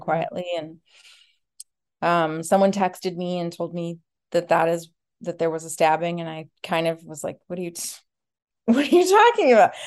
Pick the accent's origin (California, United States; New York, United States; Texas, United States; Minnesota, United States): Minnesota, United States; Minneapolis; I grew up in Minneapolis, Minnesota